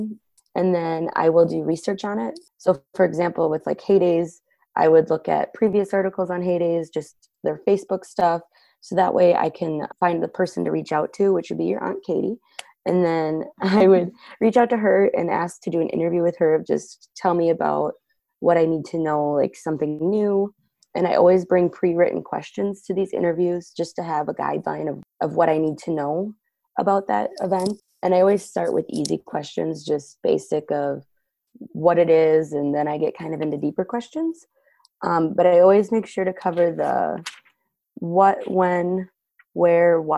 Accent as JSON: {"language": "English", "town": "Waseca", "region": "Minnesota", "country": "United States", "tie": "born or raised there", "also_born_or_lived": "Janesville, Minnesota", "said": "I am from Waseca. I do live in the Janesville area, so it's been really cool to be back in my hometown."}